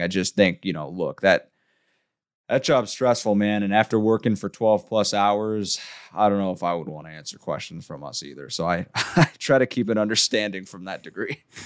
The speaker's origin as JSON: {"language": "English", "town": "San Diego", "region": "California", "country": "United States", "tie": "born or raised there", "said": "I grew up in San Diego"}